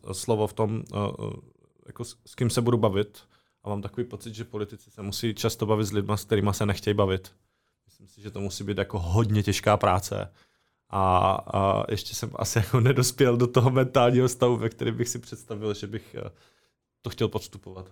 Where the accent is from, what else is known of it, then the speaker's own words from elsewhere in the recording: Czechia; also born or lived in Brno; now in near Brno, Czech Republic; původně jsem z Horského radiště a pak jsem tady deset let bydlel